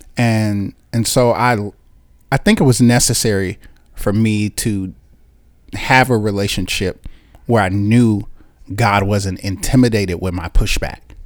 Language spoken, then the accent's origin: English; Chicago, Illinois, United States; moved away as an adult; also born or lived in Washington, D.C.; I am from Chicago, Illinois. Born and raised in Chicago